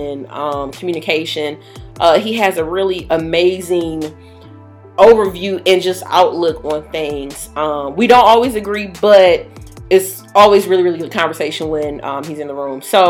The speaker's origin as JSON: {"language": "English", "town": "Detroit", "region": "Michigan", "country": "United States", "said": "we're from Detroit, Michigan"}